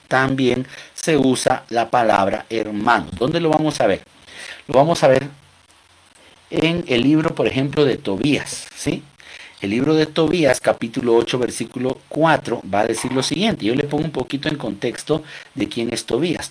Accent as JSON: {"language": "Spanish", "country": "Guatemala", "said": "Nuestra mm, cultura guatemalteca, que es de donde yo soy, yo soy de Guatemala"}